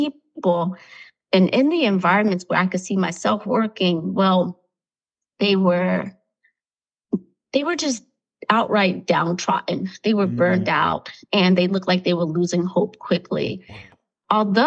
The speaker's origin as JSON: {"language": "English", "town": "Newark", "region": "New Jersey", "country": "United States", "tie": "born or raised there", "said": "I grew up in Newark, New Jersey, in a household of 3 to 4 generations."}